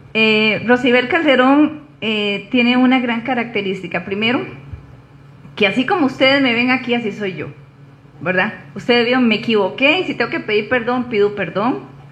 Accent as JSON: {"language": "Spanish", "town": "Grecia", "region": "Alajuela", "country": "Costa Rica", "tie": "born or raised there", "said": "soy, soy griega, o sea, nací aquí"}